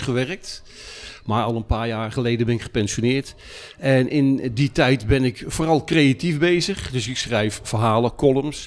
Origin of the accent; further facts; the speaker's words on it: Utrecht, Netherlands; ik ben afkomstig uit Utrecht